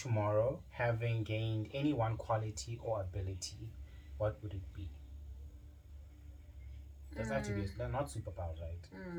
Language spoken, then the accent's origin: English; Polokwane, Limpopo, South Africa; moved away as an adult; also born or lived in Cape Town, South Africa; now in Johannesburg, South Africa; born and raised in Polokwane. Yeah, man, went to FC Primary School, right next to my house. And then I went to Capricorn High School